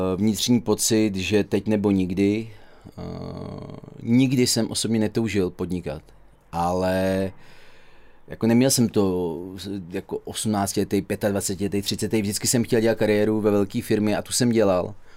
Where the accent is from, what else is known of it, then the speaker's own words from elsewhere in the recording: Dubí, Ústí nad Labem Region, Czechia; also born or lived in Duchcov / Teplice / Tisá; Já jsem se narodil a vyrůstal v Dubí, žil jsem eh, v Duchcově, do školy, jak základní, tak střední jsem eh, chodil do Teplic a teď žiju v Tisí